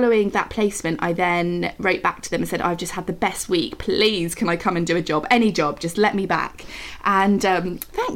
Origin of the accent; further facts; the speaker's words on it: Oxfordshire, South East England, United Kingdom; accent: English; now in Buckinghamshire, United Kingdom; I am from Oxfordshire in England originally, but I'm living in Buckinghamshire at the moment